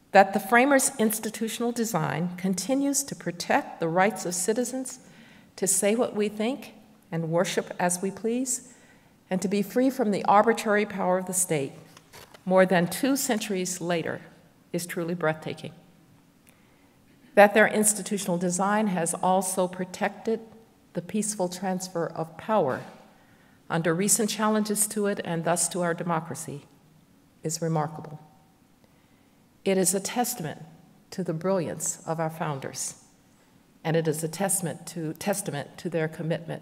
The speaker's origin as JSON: {"language": "English", "region": "Alabama", "country": "United States", "tie": "born or raised there", "said": "as a fourth grader in my home state of Alabama"}